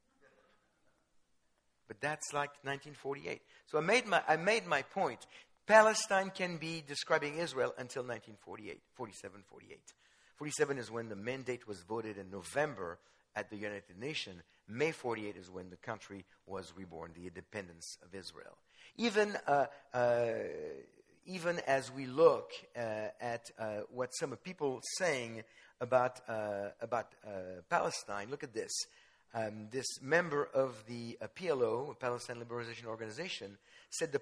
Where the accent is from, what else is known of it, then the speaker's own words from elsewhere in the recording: France; I was born in France. Jewish parents